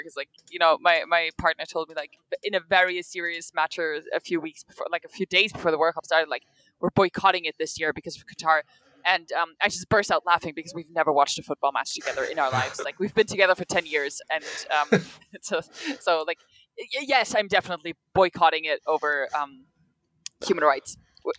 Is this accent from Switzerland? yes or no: yes; Switzerland; now in Munich, Germany; I am from Switzerland.